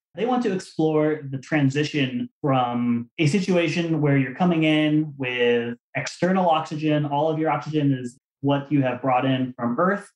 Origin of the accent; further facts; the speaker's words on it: Arizona, United States; I was a, a kid growing up in Arizona